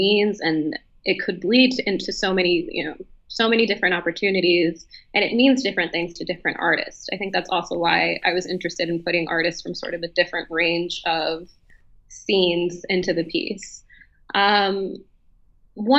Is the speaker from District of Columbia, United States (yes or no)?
yes; Washington, District of Columbia, United States; moved away as an adult; now in Berlin, Germany; I'm from Washington, D.C. originally